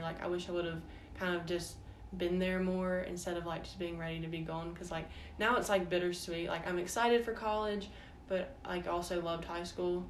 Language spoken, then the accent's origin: English; Starkville, Mississippi, United States; also born or lived in Florence, Mississippi; I was born in Starkville, but when I was four, we moved to Florence, Mississippi. So I actually started kindergarten there um, and went to the two elementary schools there and then after fourth grade, we moved back to Starkville